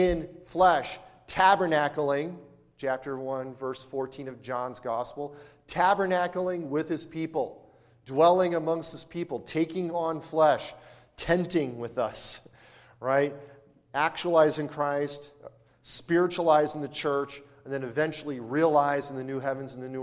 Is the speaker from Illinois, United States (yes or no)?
yes; Chicago, Illinois, United States; I grew up and lived in Chicago.